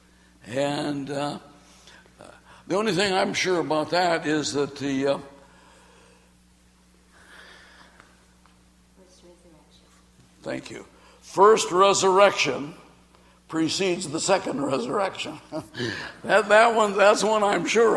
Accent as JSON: {"language": "English", "country": "Australia", "said": "I'm from Australia"}